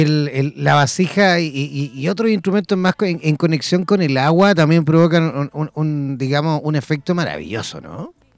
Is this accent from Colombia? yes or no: no; Copiapó, Atacama, Chile; salí del Liceo de Música aquí en Copiapó